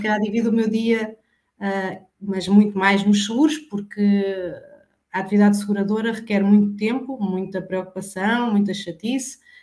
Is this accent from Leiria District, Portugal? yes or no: no; Alcanhões, Santarém District, Portugal; eu sou de Alcanhões, vivo na zona de Santarém